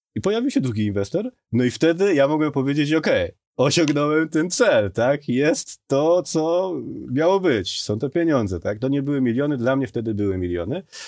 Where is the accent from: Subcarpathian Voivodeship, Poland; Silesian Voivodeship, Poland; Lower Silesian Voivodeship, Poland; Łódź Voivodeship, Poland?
Subcarpathian Voivodeship, Poland; Podkarpacie; moved away as an adult; Jestem z Podkarpacia dosłownie, mieszkałem pod lasem